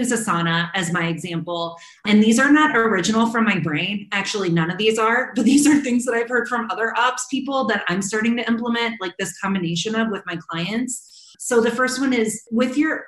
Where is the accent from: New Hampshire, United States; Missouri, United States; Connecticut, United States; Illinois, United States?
Missouri, United States; St. Louis; moved away as an adult; now in Chicago, United States; my family moved from my hometown of St. Louis to Chicago